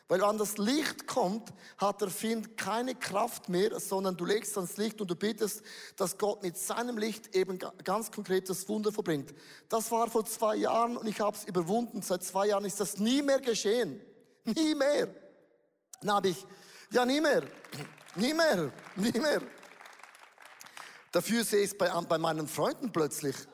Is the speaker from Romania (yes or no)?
no; Switzerland; zu das bin ich zu wenig gut, auch als ein Schweizer.